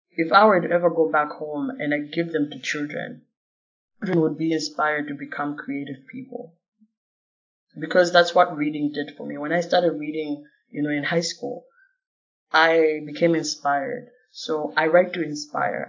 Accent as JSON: {"language": "English", "country": "Malawi", "said": "I'm like Southeast of Africa, Malawi"}